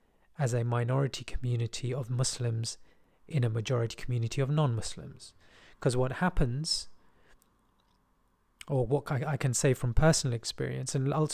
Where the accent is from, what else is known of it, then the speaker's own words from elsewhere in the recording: England, United Kingdom; born there; So I'm more comfortable with British than English, although I was born in England, which I find interesting.